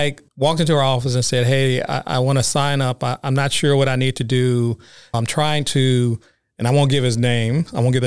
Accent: Detroit, Michigan, United States; moved away; I grew up in the roughest sections of Detroit.

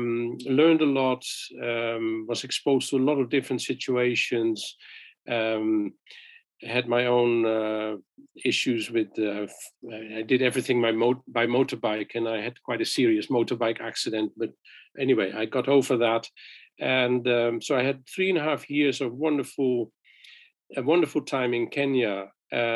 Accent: Netherlands; moved away as an adult; also born or lived in Philippines; I'm from Holland.

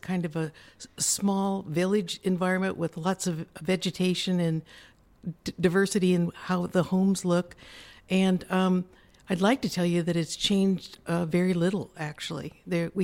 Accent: Pacific Northwest, United States; moved away as an adult; now in Del Mar, United States; I'm from the Pacific Northwest, but I've lived in Del Mar for over 40 years.

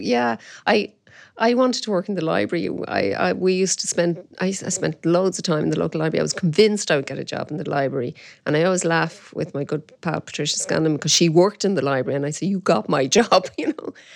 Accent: Dublin, Leinster, Ireland; my dad was from the Liberties, and we had, um, uh, a grocery shop in the Liberties.

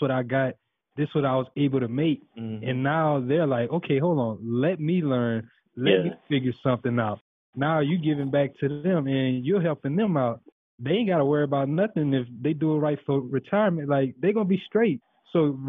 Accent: Louisiana, United States; growing up in Louisiana

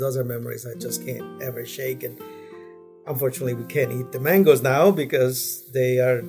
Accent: Guatemala; moved away; I'm originally from Guatemala, an agronomist.

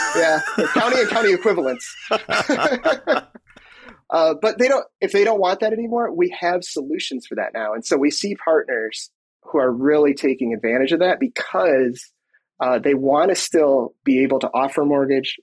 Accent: Michigan, United States; moved away as an adult; now in Minnesota, United States; I was born in Michigan and grew up there

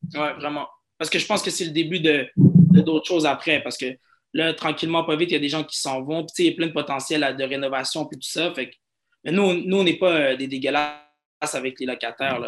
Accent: Montreal, Quebec, Canada; j'ai grandi à Outremont, qui se trouve sûrement dans, dans les quartiers les plus riches de Montréal.

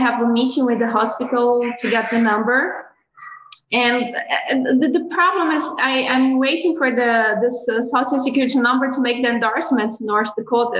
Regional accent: Brazil; moved away as an adult; now in United States; I come from Brazil, a tropical country

